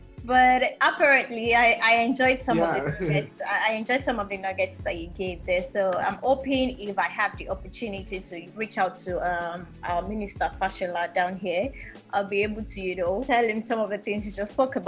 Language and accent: English; Nigeria; I feel jealous as a Nigerian